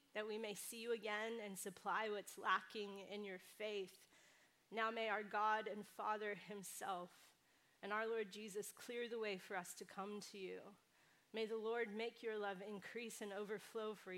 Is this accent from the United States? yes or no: yes; California, United States; now in New York City, United States; I come from the West Coast. I grew up in California, but I love living in New York City